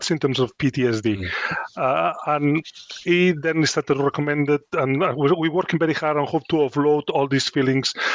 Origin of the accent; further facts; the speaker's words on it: Spain; English is a second language; moved away as an adult; now in Chesterfield, United Kingdom; I come from Spain, it's quite a macho culture